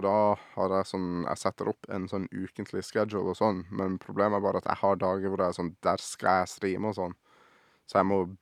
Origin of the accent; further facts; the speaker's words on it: Sørlandet, Norway; Jeg har jo bodd på Sørlandet hele livet mitt her